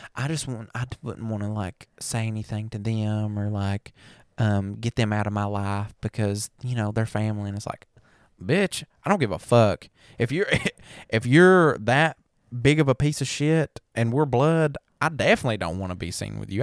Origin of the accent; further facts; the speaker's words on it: the South, United States; we're from the South. We sound like a bunch of damn hicks.